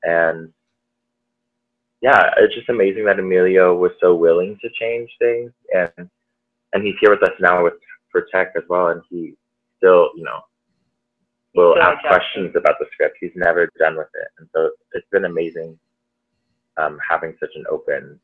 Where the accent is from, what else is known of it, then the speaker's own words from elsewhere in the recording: Allen, Texas, United States; moved away as an adult; also born or lived in New York; I'm originally from Dallas, Allen, Texas specifically